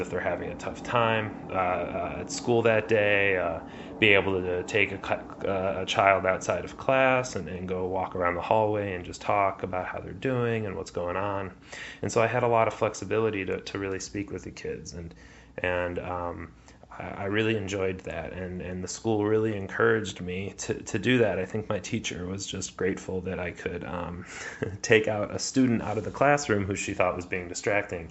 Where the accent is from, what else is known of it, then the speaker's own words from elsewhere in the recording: Chicago, Illinois, United States; Growing up in Chicago, I grew up on the northwest side of the city in Lincoln Square